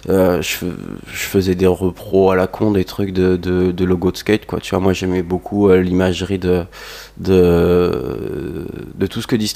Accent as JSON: {"language": "French", "region": "Provence-Alpes-Côte d'Azur", "country": "France", "said": "Qu'est-ce que j'ai fait Je viens d'un petit village là du Var"}